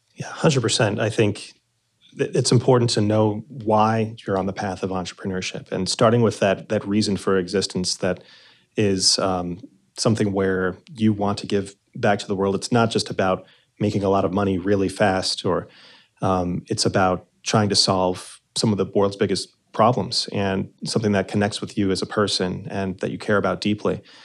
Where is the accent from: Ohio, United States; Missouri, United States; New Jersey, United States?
New Jersey, United States; I'm also from New Jersey.